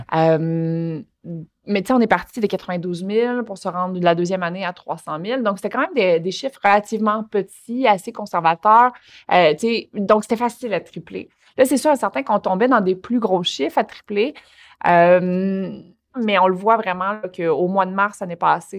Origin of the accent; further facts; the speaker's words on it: Longueuil, Quebec, Canada; je passais le Courrier du Sud, euh, le Journal de Montréal, puis la presse quand j'étais jeune à Longueuil